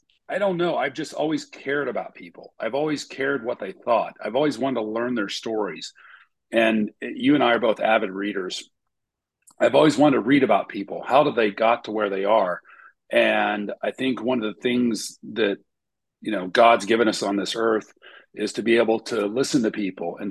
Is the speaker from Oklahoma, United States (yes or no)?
yes; Oklahoma City, Oklahoma, United States; moved away; grew up in Oklahoma City, Oklahoma